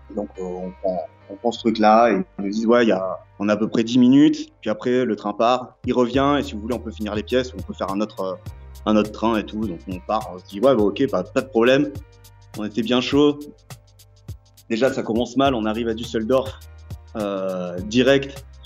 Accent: France; je suis français

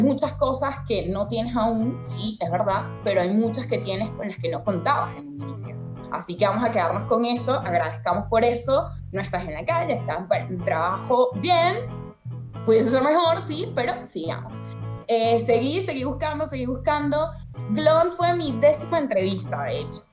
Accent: Venezuela; moved away as an adult; nací en Venezuela

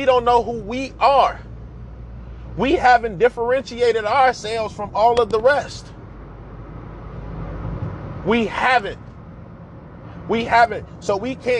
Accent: United States; us as Black people who ancestors came from the American soil

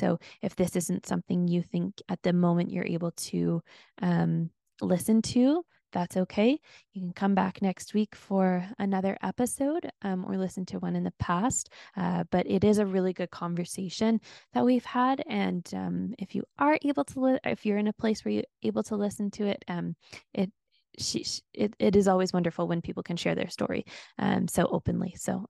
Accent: Canada; As you can tell, I'm from Canada, so I'm sorry for the A's that get thrown in there.

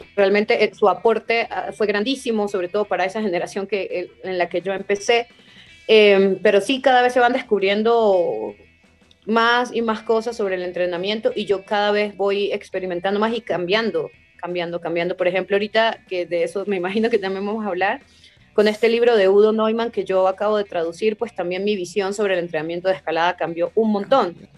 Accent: Venezuela; moved away; also born or lived in Germany; en el muro en el que yo entrenaba e, en Venezuela, era un muro del Estado y los mismos escaladores éramos los que lo manteníamos

